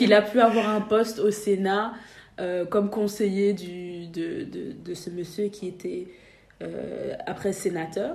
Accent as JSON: {"language": "French", "town": "Brussels", "region": "Brussels-Capital Region", "country": "Belgium", "tie": "born or raised there", "also_born_or_lived": "Saint-Josse-ten-Noode / Asse, Flanders", "said": "J'ai grandi à Bruxelles"}